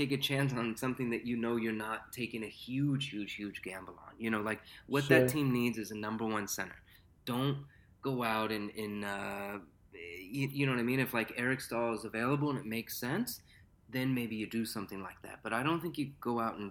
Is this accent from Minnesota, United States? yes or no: no; Southern California, United States; I grew up in Southern California